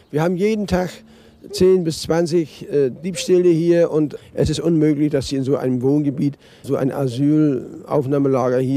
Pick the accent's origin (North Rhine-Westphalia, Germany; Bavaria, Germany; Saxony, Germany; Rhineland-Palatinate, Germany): Saxony, Germany; Ich komme aus Sachsen und deswegen bin ich extra hier.